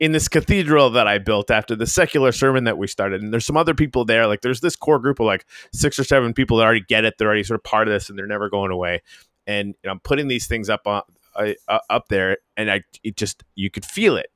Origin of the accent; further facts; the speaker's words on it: Canadian Arctic, Canada; moved away; I'm from the Canadian Arctic